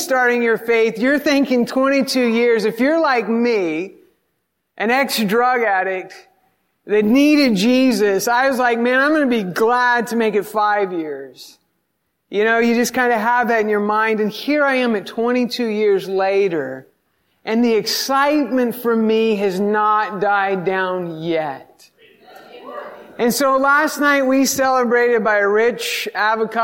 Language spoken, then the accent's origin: English; the South, United States; I grew up in the South